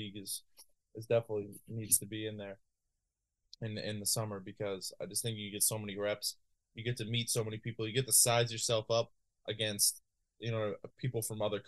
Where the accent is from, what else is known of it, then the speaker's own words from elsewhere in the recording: Londonderry, New Hampshire, United States; I'm from Londonderry